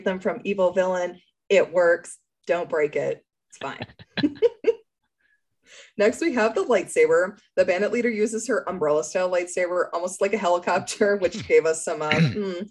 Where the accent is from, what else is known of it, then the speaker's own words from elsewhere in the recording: Minnesota, United States; As a Minnesotan